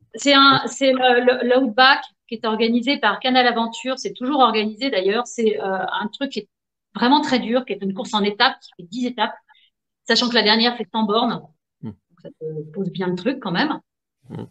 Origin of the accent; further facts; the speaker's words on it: Nantes, Pays de la Loire, France; je suis née à Nantes